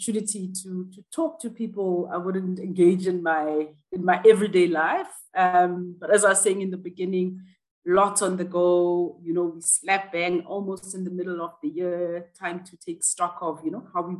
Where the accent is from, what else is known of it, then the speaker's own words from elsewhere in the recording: Johannesburg, Gauteng, South Africa; I grew up in Soweto, which was a township in Johannesburg